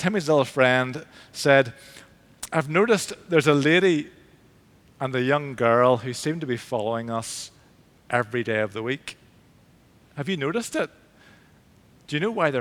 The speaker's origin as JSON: {"language": "English", "town": "Belfast", "region": "Northern Ireland", "country": "United Kingdom", "tie": "born or raised there", "also_born_or_lived": "England", "moved": "as an adult", "said": "I grew up in St. Finian's in East Belfast, the Church of Ireland Church"}